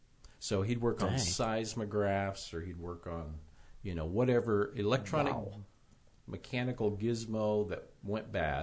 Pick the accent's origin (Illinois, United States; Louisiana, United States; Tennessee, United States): Illinois, United States; Tolono; I'm from Tolono.